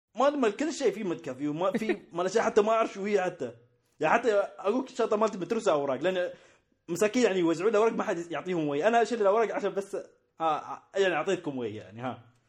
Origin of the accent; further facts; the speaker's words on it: United Arab Emirates; عندنا في الإمارات